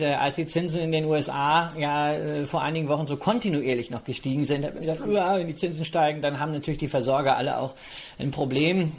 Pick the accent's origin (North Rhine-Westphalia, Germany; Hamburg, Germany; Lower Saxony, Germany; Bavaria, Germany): North Rhine-Westphalia, Germany; also born or lived in Berlin / Mallorca; meinem Heimatbundesland NRW